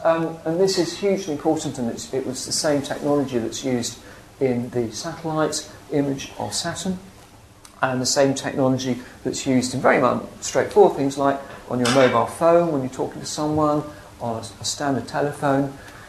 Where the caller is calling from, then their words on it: England, United Kingdom; I can ring someone up in America and they won't know that I'm ringing them from England.